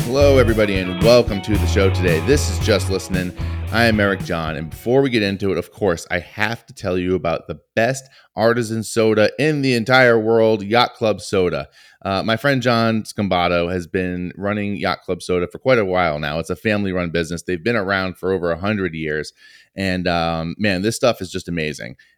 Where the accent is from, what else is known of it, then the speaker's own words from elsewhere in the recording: Northeast, United States; growing up in the Northeast